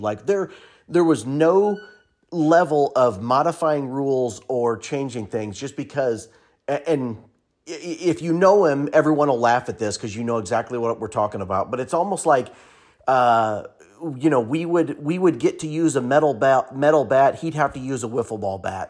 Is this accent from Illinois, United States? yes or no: yes; Pleasant Plains, Illinois, United States; we grew up in Plains playing together